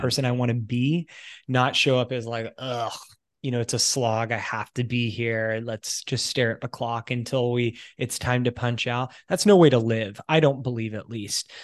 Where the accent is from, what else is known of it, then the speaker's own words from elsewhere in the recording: United States; moved away as an adult; also born or lived in United Kingdom / Italy; now in Canada; I'm American, I'm currently living in Canada